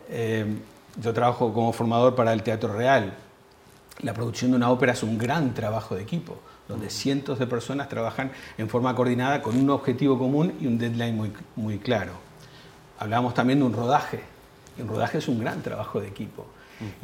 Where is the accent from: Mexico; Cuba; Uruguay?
Uruguay; Yo como uruguayo